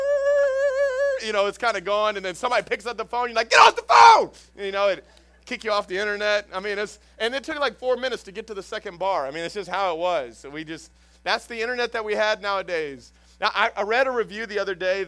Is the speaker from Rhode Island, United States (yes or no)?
no; Houston, Texas, United States; also born or lived in Dallas area, Texas; now in Jennings, United States; I came from Houston. That's where I was originally from, and the Dallas area